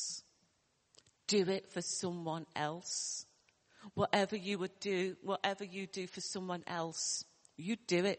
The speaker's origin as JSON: {"language": "English", "town": "Liverpool", "region": "North West England", "country": "United Kingdom", "tie": "born or raised there", "accent": "Liverpool", "said": "you might hear my accent from Liverpool, although I was brought up, you know, in a, you know, poor area"}